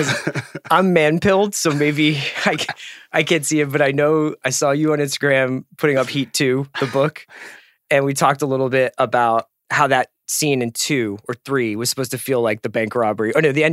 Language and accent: English; England, United Kingdom; Aside from being English.